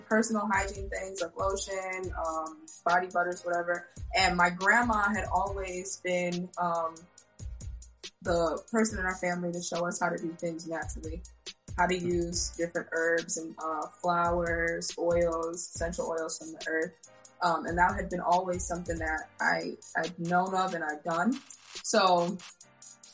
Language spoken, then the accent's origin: English; Lisbon, Portugal; I was born in Portugal, that's where I'm from